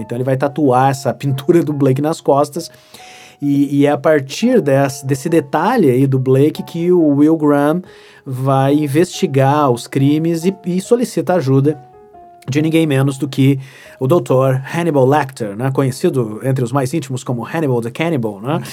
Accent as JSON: {"language": "Portuguese", "town": "Santa Maria", "region": "Rio Grande do Sul", "country": "Brazil", "tie": "born or raised there", "also_born_or_lived": "Porto Alegre", "said": "Eu sou natural de Santa Maria. Eu, já morei, eu já morei em outras cidades do Rio Grande do Sul por causa do trabalho do meu pai"}